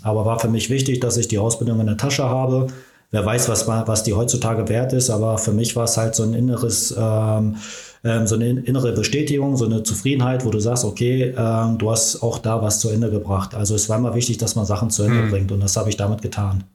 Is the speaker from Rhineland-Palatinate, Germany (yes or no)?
no; Ruhr area, North Rhine-Westphalia, Germany; moved away as an adult; now in Magdeburg, Germany; bei uns im Ruhrgebiet